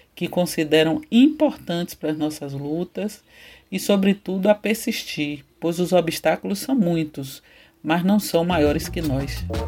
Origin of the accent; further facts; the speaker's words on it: Salvador, Bahia, Brazil; Eu nasci em Pernambués, bairro localizado na região do Cabula, né, antigo quilombo de Salvador